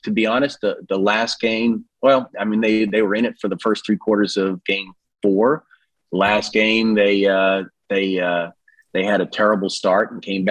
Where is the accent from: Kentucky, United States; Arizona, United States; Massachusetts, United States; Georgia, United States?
Massachusetts, United States; central; now in Hot Springs Village, United States; in central Massachusetts where I grew up